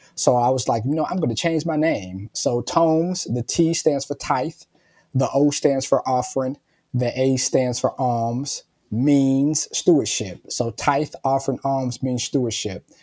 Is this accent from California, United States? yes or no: no; Cincinnati, Ohio, United States; I'm born and raised in Cincinnati, um, so I'm from Cincinnati originally